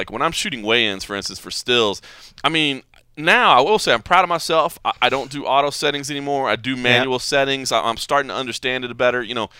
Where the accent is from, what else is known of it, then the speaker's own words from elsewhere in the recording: Dallas, Texas, United States; now in Las Vegas, United States; Dallas, Texas is my hometown.